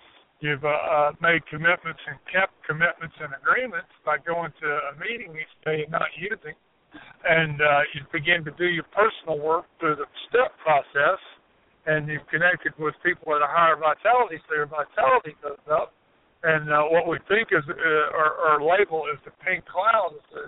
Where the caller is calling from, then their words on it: Asheville, North Carolina, United States; from Asheville.